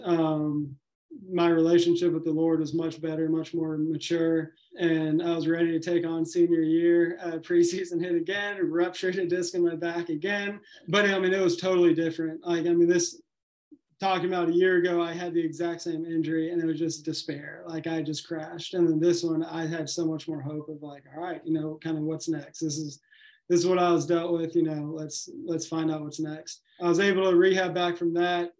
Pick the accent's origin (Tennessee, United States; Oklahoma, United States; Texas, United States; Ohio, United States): Tennessee, United States; Nashville; I grew up in Nashville